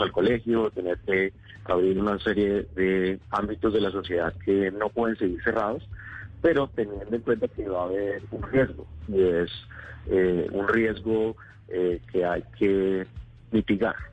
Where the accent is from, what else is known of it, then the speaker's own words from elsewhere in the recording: Bogotá, Bogotá Capital District, Colombia; moved away as an adult; also born or lived in Cúcuta; now in Atlanta, United States; Yo nací en Cúcuta, ah, pero estudié la mayor parte del tiempo en Bogotá